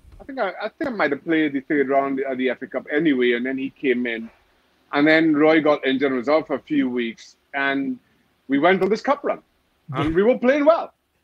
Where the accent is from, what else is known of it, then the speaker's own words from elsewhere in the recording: Trinidad & Tobago; You know, I grew up in Trinidad Tobago where, you know, you had two channels on TV.